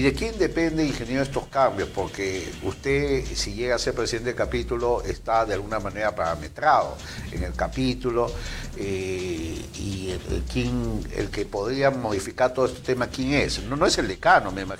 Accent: Peru; así somos los peruanos

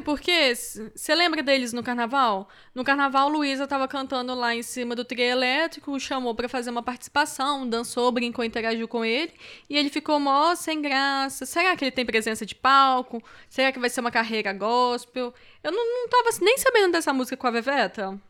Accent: Moraes, eastern Minas Gerais, Brazil; moved away; also born or lived in Itajubá, Minas Gerais / Vitória, Espírito Santo; eu nasci em Itajubá, gente, que é sul de Minas, graças a Deus. E cresci em Moraes, que é leste de Minas

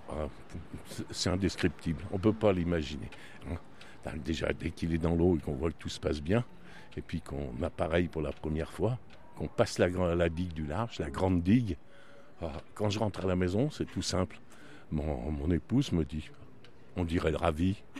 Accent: Lyon, Auvergne-Rhône-Alpes, France; moved away as an adult; now in Marseille, France; je suis lyonnais

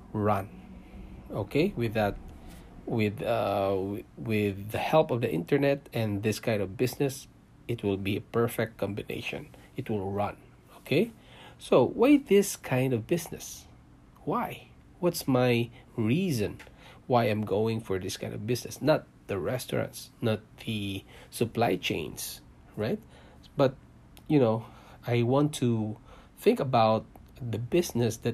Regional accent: Philippines; moved away as an adult; also born or lived in Singapore; now in Canada; I came from Philippines, guys. I was born there.

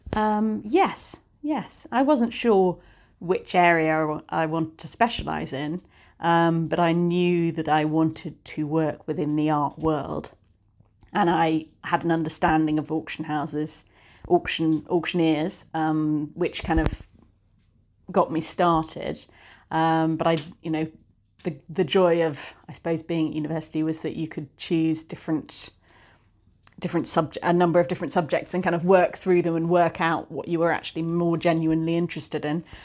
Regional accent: the Cotswolds, South West England, United Kingdom; moved away as an adult; also born or lived in London / Bristol; now in Somerset, United Kingdom; I grew up in the Cotswolds

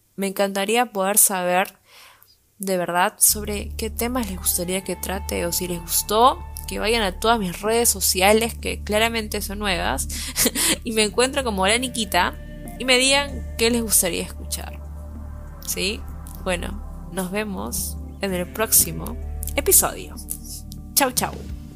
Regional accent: Lima, Peru; Soy de Lima, la gris

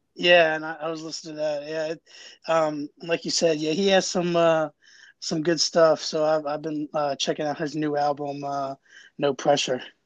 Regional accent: Jacksonville, Florida, United States; now in Howard County, Maryland, United States; I'm from Jacksonville, Florida moved to Maryland in 2002, and I live in Howard County now

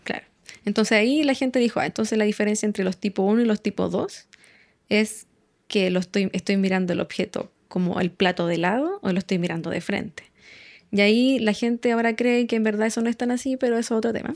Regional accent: Santiago, Santiago Metropolitan Region, Chile; crecí en Santiago

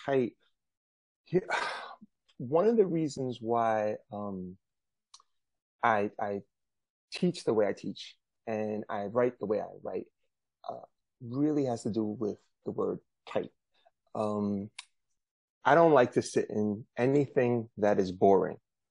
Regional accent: New York City, New York, United States; I'm from Brooklyn, New York. This is where I'm zooming in from

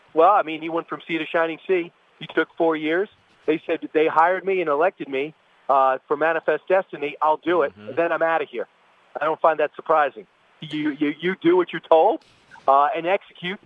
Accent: New York, United States; I'm a New Yorker

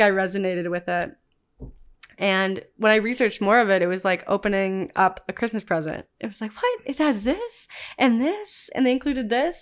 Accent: Cleveland, Ohio, United States; moved away as an adult; now in San Diego, United States; growing up in Cleveland, Ohio

